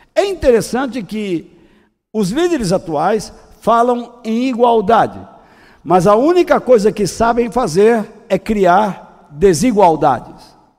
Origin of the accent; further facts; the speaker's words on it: Brazil; eu sou brasileiro